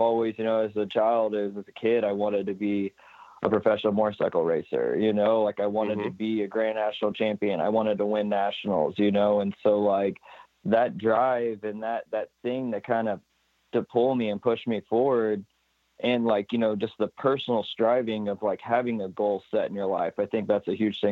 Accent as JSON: {"language": "English", "town": "Alton", "region": "Illinois", "country": "United States", "tie": "born or raised there", "said": "I'm in Alton, Illinois. I'm in my hometown."}